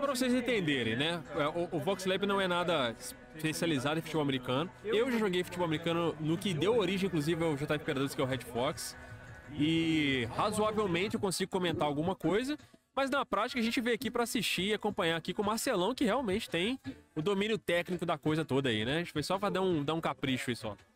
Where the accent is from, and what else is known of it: Juiz de Fora, Minas Gerais, Brazil